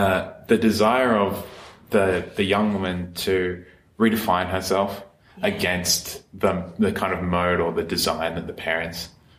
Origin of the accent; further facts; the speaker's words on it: Blue Mountains, New South Wales, Australia; I grew up in the Blue Mountains with a lot of people's parents were old hippies